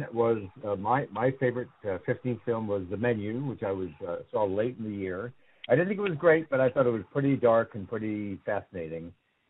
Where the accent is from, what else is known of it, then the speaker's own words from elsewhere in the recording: Wilton, Connecticut, United States; I grew up in Wilton, Connecticut, which is right next to Westport.